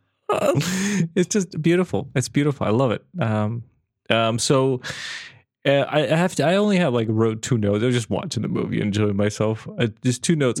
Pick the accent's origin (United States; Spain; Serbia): Serbia; moved away as an adult; also born or lived in Belfast; I moved away from Serbia